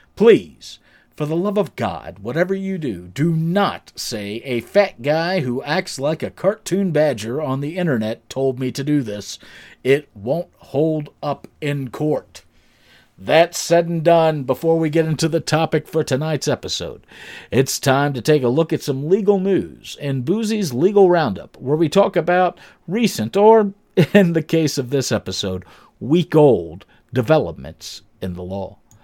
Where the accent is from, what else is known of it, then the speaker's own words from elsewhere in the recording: Pennsylvania, United States; my home state of Pennsylvania